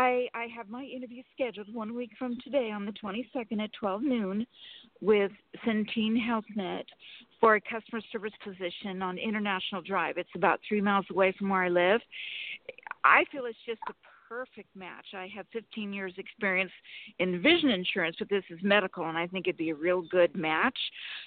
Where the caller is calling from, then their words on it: Sacramento, California, United States; Sacramento, California.